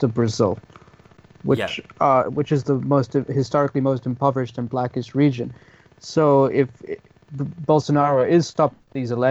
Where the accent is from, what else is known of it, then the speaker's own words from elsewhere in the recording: South Africa; now in London, United Kingdom; as a South African used to a protest culture